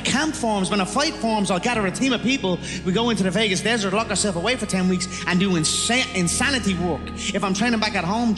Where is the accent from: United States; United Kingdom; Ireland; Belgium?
Ireland; I am an Irish animal, a proper Irish animal